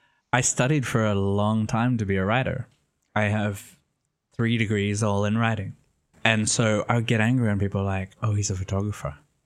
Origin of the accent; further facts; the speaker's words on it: Sydney, New South Wales, Australia; moved away as an adult; now in Italy; I'm Australian, though nobody knows from my accent. I'm from Sydney, Australia. I was born in Sydney. I lived there until I was 27, and then I moved to Italy, which has been 6 years.